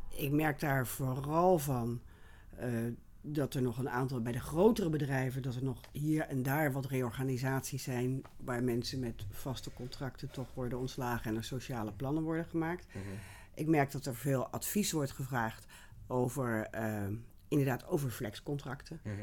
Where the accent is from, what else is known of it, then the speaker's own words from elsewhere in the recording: Rotterdam, South Holland, Netherlands; moved away as an adult; also born or lived in Utrecht / Hilversum; ik kom oorspronkelijk uit Rotterdam. Ik ben een stadskind